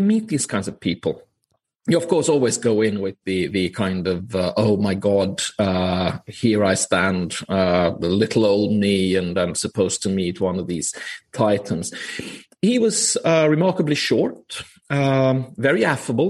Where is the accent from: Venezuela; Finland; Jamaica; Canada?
Finland; now in Copenhagen, Denmark; I am from Finland. I'm actually calling in today from sunny Copenhagen